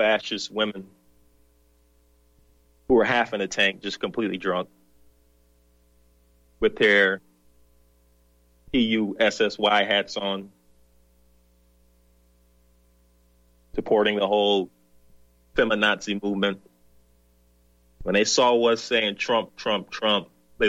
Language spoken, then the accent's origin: English; the South, United States; moved away; also born or lived in the North; I'm from the South. I was born in the South.